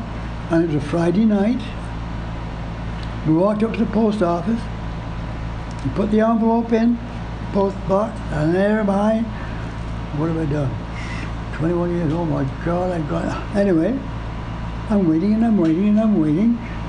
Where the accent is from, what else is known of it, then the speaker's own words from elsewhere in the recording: Canada; also born or lived in England; I'm Canadian